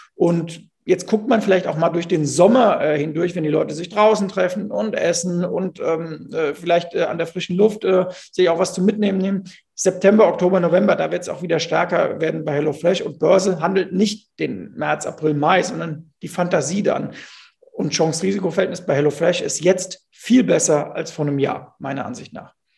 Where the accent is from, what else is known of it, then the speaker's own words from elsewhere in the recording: Bingen am Rhein, Rhineland-Palatinate, Germany; ich komme ja aus Bingen am Rhein